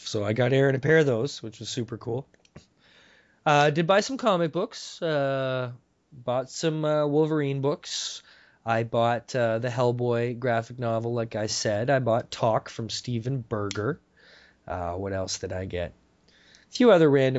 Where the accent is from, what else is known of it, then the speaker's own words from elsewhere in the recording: Canada; as a Canadian